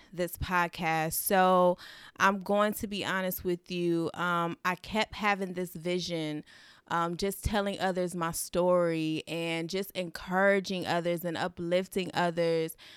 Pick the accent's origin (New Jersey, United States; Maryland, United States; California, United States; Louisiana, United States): California, United States; Los Angeles; now in Dallas, United States; I am originally from Los Angeles, California, but reside in Dallas, Texas